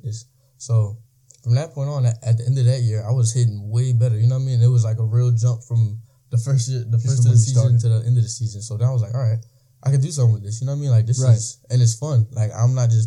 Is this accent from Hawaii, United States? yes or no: no; Trenton, New Jersey, United States; I'm from Trenton, New Jersey